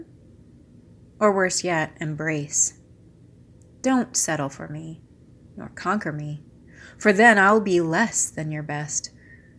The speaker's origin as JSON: {"language": "English", "country": "United States", "said": "I am American poet"}